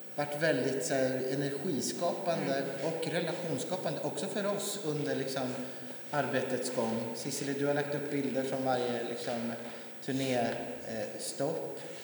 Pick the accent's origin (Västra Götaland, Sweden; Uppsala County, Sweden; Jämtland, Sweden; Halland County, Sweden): Jämtland, Sweden; hemma i Jämtland, trakterna där jag bor, kommer ifrån